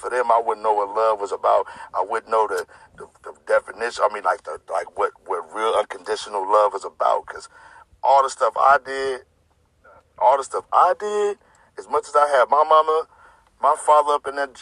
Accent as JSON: {"language": "English", "town": "Sacramento", "region": "California", "country": "United States", "tie": "born or raised there", "said": "I grew up in the Del Paso Heights community, you know, Sacramento, California"}